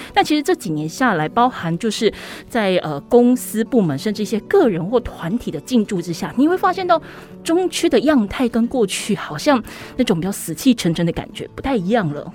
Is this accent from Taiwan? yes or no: yes; Kaohsiung, Taiwan; 因为我自己是高雄人